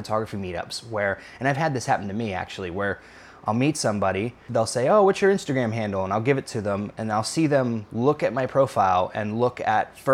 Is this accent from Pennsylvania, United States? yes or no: yes; Pittsburgh, Pennsylvania, United States; moved away; I'm from Pittsburgh, Pennsylvania originally.